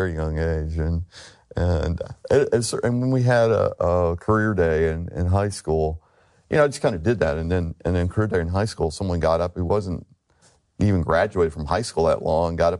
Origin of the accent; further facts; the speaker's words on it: Texarkana, Texas, United States; moved away as an adult; now in Mississippi, United States; That's where I grew up